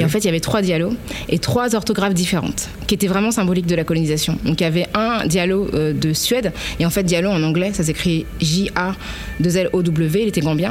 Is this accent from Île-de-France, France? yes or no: yes; Paris, Île-de-France, France; also born or lived in La Courneuve; je viens de Paris euh, parce que c'est là que je suis née, que c'est là que j'ai habité le plus longtemps